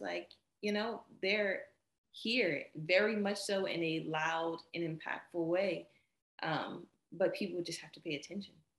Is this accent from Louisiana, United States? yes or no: yes; New Orleans, Louisiana, United States; New Orleans is the place that I'm from